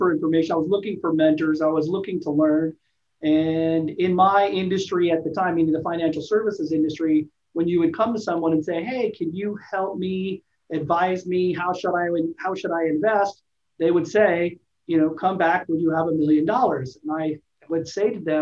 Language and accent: English; Los Angeles, California, United States; also born or lived in Alaska; now in San Diego, United States; I was born in Alaska, raised in Los Angeles, and then moved to San Diego